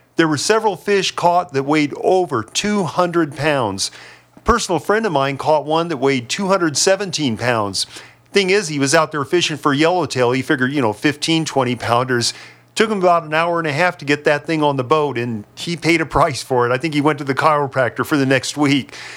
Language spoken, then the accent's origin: English; San Diego County, California, United States; also born or lived in Anza, California; I'm a native Southern Californian, born and raised in San Diego County